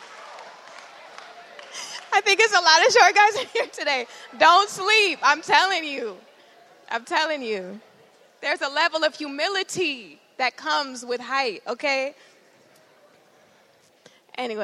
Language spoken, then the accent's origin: English; Georgia, United States; moved away as an adult; also born or lived in Minneapolis, Minnesota; I was born in Minneapolis, but I grew up in Georgia